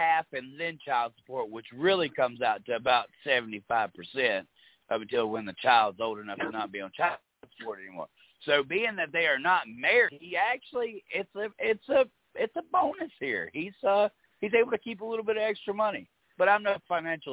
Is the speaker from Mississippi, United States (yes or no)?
yes; Mississippi, United States; I'm from Mississippi.